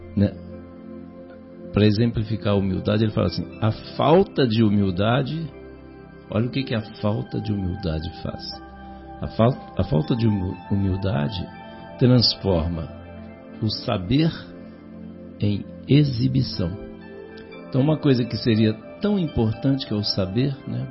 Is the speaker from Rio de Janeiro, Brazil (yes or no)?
yes; Natividade, Rio de Janeiro, Brazil; lá na minha cidade, né, no norte do estado do Rio, a grande natividade